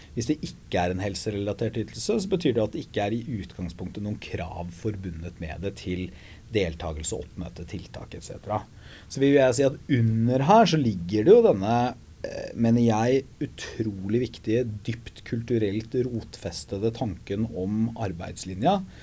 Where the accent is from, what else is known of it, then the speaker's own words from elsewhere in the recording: Porsgrunn, Telemark, Norway; Hydro hjemme i Porsgrunn